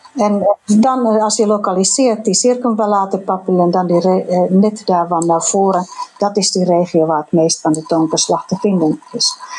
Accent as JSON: {"language": "Dutch", "country": "Finland", "accent": "Finnish", "second_language": "Dutch", "moved": "yes", "said": "mijn accent, mijn Finse accent."}